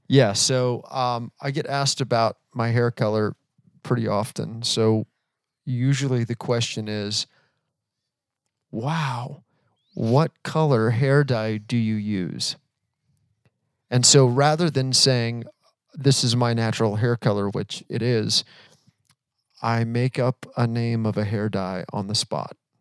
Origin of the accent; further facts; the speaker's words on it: Florida, United States; now in Atlanta, United States; we live in Atlanta, but we are originally from Florida. Yes, that is correct. We are native Floridians.